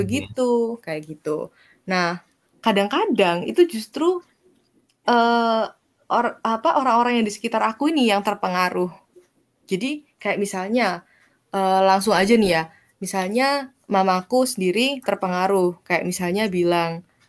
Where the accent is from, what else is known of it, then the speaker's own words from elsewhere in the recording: Banyuwangi, East Java, Indonesia; moved away; aku asalnya kampung aku kan di Banyuwangi, terus gak di hmm. Banyuwangi kotanya gitu, di suatu kecamatan yang cukup kecil